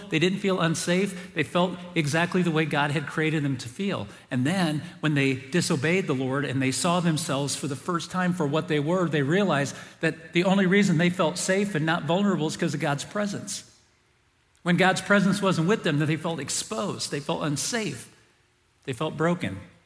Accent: South Bend, Indiana, United States; we moved from the first house I grew up in South Bend, Indiana

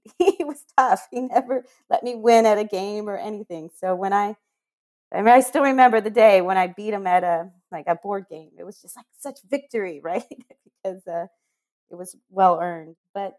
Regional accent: Monterey, California, United States; also born or lived in El Paso, Texas / Germany; I was born in Texas, in El Paso, moved to Germany, and then ended up being in Fort Ord in Monterey, California for luckily 7 years, actually.

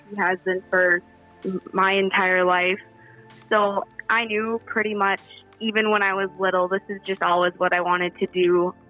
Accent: Ortonville, Minnesota, United States; I attended high school in Ortonville, Minnesota, and then I moved upon graduating.

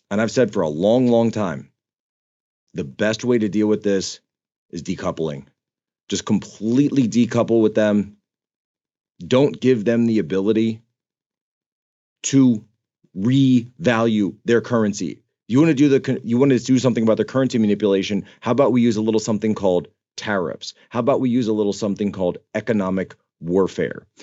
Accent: Philadelphia, Pennsylvania, United States; I grew up on the East Coast. right? I'm from the Philadelphia area.

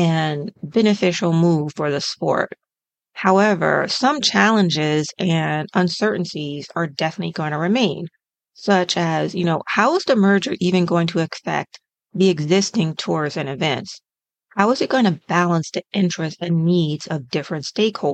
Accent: United States

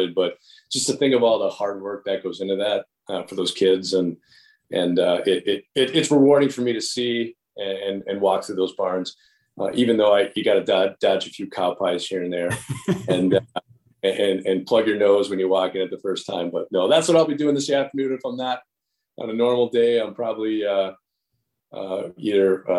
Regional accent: West Allis, Wisconsin, United States; born and raised in West Dallas and attending Wisconsin State Fair.

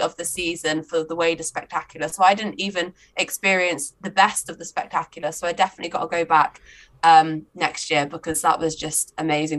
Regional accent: just over the border from Mid Wales, England, United Kingdom; moved away as an adult; also born or lived in Leeds; now in Mid Wales, United Kingdom; I'm originally from England, but only just over the border. So I'm only like an hour away from where I grew up

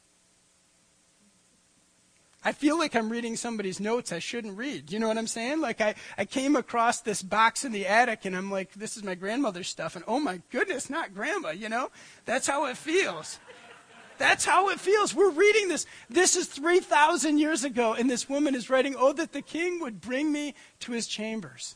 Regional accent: United States; I grew up on Lake Michigan

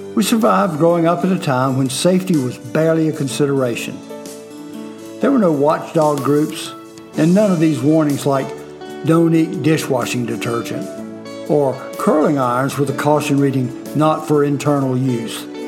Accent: Fort Mill, South Carolina, United States

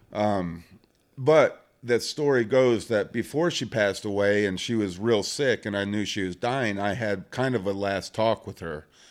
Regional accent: Michigan, United States; moved away as an adult; also born or lived in Kansas; I grew up in Michigan

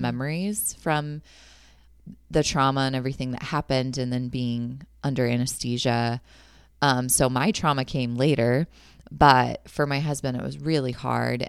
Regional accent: San Jose, California, United States; moved away as an adult; now in Lake Elmo, United States; I was born and raised in San Jose, California, and my family and I moved out to Lake Elmo, Minnesota a year and a half ago.

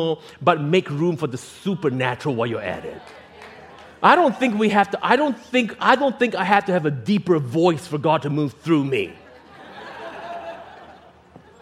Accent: Singapore; as a kid growing up in Singapore

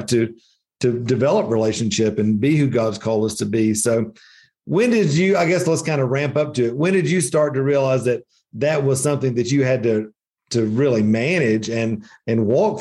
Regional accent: the Bible Belt, United States; moved away as an adult; now in Asheville, United States; growing up in the Bible Belt

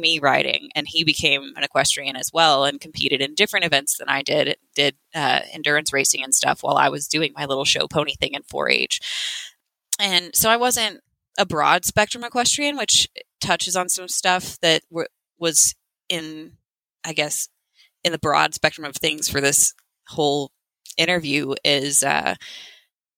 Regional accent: Dripping Springs, Texas, United States; moved away as an adult; now in Cimarron, United States; I'm originally from Dripping Springs, Texas. So just west of Austin

